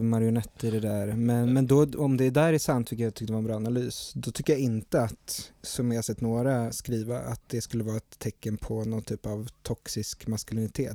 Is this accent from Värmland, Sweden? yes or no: no; Stockholm, Stockholm County, Sweden; Jag är uppvuxen på Söder